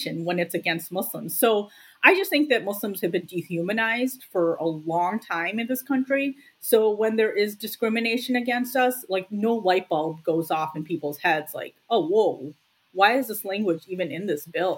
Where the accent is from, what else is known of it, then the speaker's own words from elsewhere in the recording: United States; I care about the United States because I'm an American. I was born here. And India is the country of my parents' birth